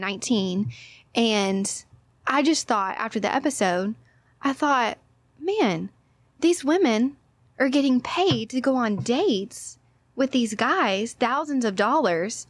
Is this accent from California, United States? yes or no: no; Orange, Texas, United States; also born or lived in Hawaii; I'm from Orange, Texas.